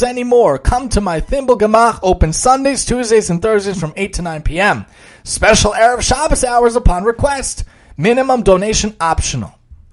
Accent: New York City, New York, United States; where I grew up in Staten Island

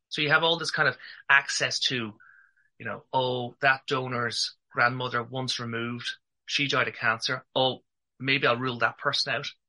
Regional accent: Ireland; accent: Irish; I'm from Ireland.

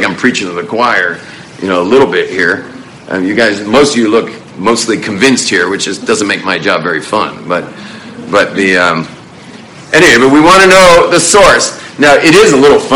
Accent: Los Angeles, California, United States; now in Jerusalem, Israel; I was born and raised in Southern California, in Los Angeles

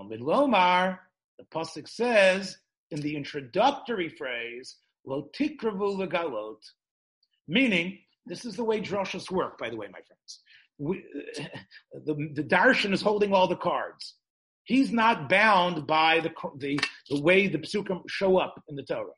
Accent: Memphis, Tennessee, United States; growing up in Memphis

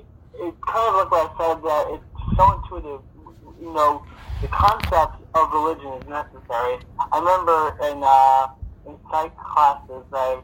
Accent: Israel; I'm from Israel and stuff

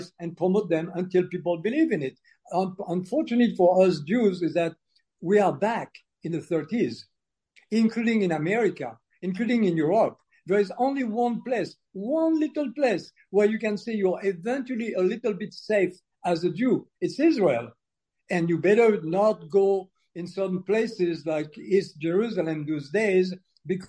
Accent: Algeria; moved away; also born or lived in France; I was born in Algeria when Algeria was still part of France, and because of the decolonization process, my family was expelled.

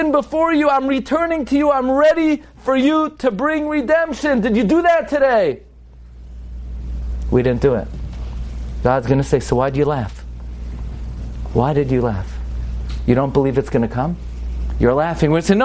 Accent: New York, United States; I grew up in New York.

